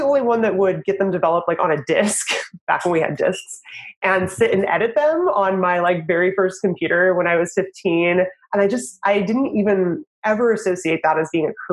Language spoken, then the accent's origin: English; the Northwest, Pacific Northwest, United States; moved away as an adult; also born or lived in Idaho / Washington / Oregon / Los Angeles; now in Portland, United States; I'm from the Northwest